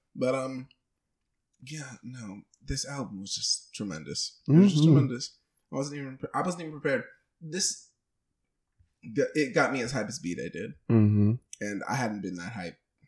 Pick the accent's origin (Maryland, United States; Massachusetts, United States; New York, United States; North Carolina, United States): Maryland, United States; moved away; I'm from Maryland. I'm from a place where we do a lot of seafood stuff